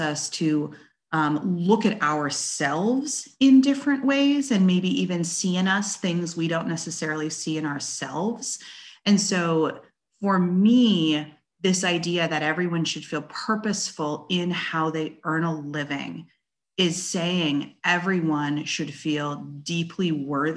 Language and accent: English; West Coast, United States; moved away as an adult; now in Bentonville, United States; I was born and raised out on the West Coast